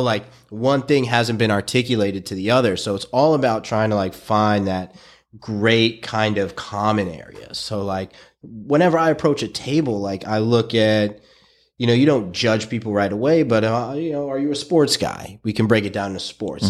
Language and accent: English; New York City, New York, United States; I was a kid from Brooklyn.